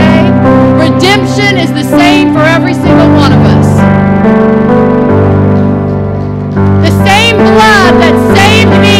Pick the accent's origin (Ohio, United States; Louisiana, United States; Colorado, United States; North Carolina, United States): Louisiana, United States; Cajun; I'm Cajun. Even in Cajun land, I'm Cajun